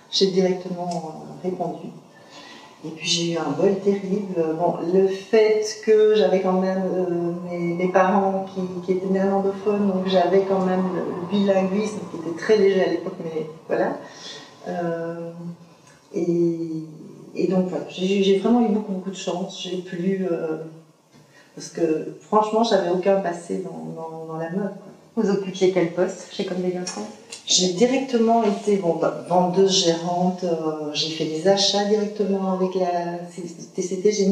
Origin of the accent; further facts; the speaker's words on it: Liège, Wallonia, Belgium; moved away as an adult; now in Brussels, Belgium; euh, je suis née à Liège, de parents euh, limbourgeois, donc euh, néerlandophone. Euh, j'ai fait études à Liège et puis je suis arrivée sur Bruxelles en 87.